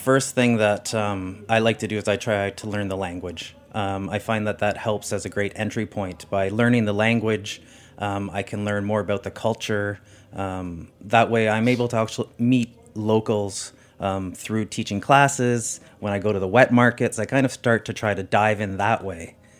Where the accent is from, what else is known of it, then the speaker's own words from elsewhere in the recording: Canada; I am a Canadian.